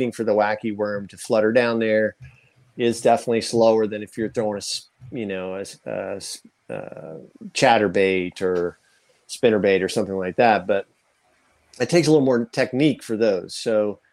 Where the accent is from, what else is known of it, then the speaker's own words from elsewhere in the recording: Danville, Illinois, United States; I grew up in Danville, Illinois